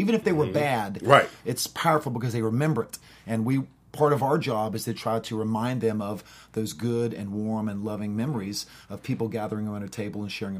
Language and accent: English; North Carolina, United States; We would have the sipping whiskey growing up in North Carolina.